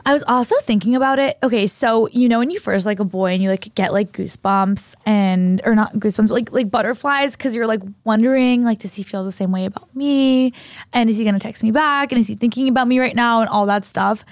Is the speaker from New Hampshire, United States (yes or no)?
yes; New Hampshire, United States; moved away; I went to high school in New Hampshire